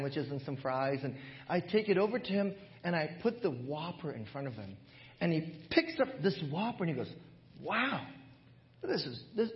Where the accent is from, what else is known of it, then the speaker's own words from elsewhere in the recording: Hawaii, United States; moved away as an adult; When I was growing up in Hawaii, when I was back in Hawaii, as I was pastoring my church in Hawaii